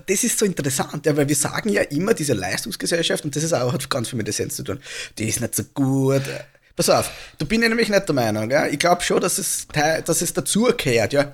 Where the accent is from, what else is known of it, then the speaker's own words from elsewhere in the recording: Austria; bei uns in Österreich